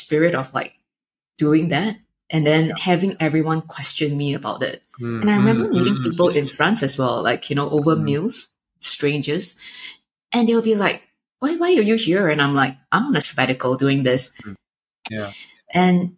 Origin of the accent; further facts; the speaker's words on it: Singapore; growing up in Singapore